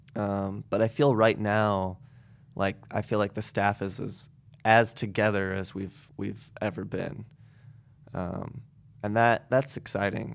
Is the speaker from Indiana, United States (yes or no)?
yes; Goshen, Indiana, United States; now in South Bend, United States; I grew up in Goshen